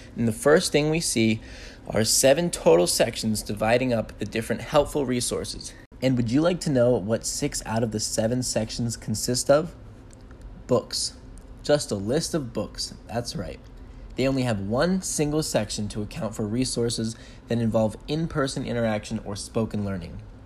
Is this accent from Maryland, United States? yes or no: yes; Bethesda, Maryland, United States; My hometown is Bethesda, Maryland.